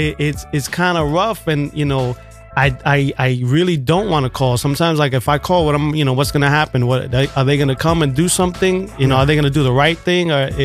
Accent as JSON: {"language": "English", "country": "United States", "tie": "born or raised there", "said": "I'm Puerto Rican and, oh, America's the worst. I never say America's the best. I'm not. It's, you know, I was born here, so I'm American. Mom was born in Puerto Rico. You know, it's, I'm Puerto Rican."}